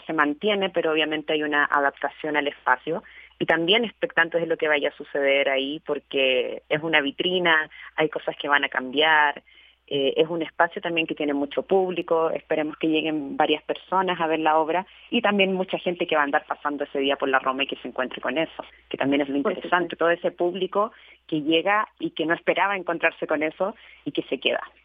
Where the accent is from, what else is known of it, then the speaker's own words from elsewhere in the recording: Chile; now in Mexico; yo soy chilena, en este país, al encontrarme en este país viviendo